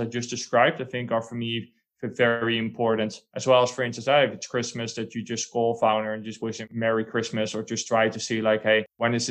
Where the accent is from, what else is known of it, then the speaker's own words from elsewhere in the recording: Netherlands; now in Spain; I'm from the Netherlands, one of the smallest countries in Europe.